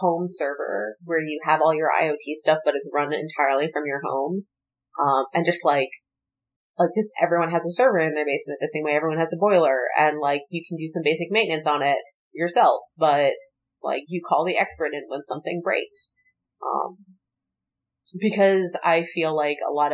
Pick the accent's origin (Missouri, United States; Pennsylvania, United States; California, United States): Pennsylvania, United States; Philadelphia; I grew up in Philadelphia, which is like horrible schools.